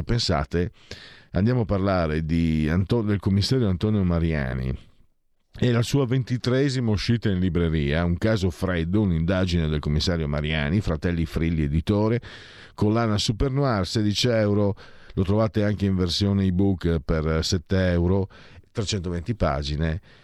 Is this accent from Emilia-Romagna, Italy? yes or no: no; Friuli-Venezia Giulia, Italy; dalle mie parti